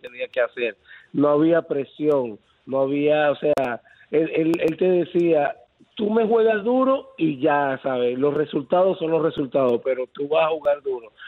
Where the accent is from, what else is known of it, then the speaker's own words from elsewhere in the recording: Venezuela; also born or lived in Tampa Bay, Florida; now in Riverview, United States; mi país